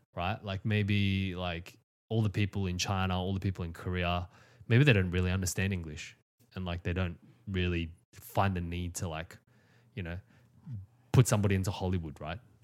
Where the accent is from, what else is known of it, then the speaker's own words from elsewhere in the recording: Australia; I was born in Australia